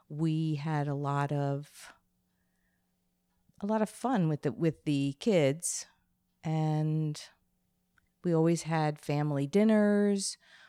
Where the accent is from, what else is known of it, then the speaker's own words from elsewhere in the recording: Plainview, New York, United States; moved away as an adult; also born or lived in Bronx, New York / California; now in Connecticut, United States; I was born in the Bronx, and I then moved to Long Island when I was six.